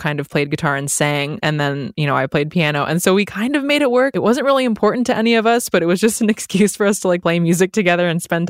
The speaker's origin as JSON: {"language": "English", "town": "San Diego", "region": "California", "country": "United States", "tie": "born or raised there", "also_born_or_lived": "Santa Monica", "said": "I actually grew up in San Diego, but I was born in Santa Monica. So I'm like a true Southern California gal."}